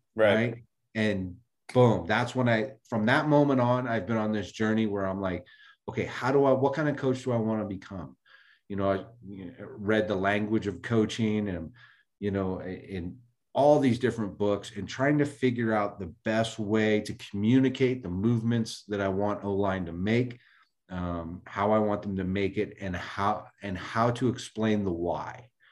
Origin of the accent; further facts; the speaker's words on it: Bay Area, California, United States; born and raised in the Bay Area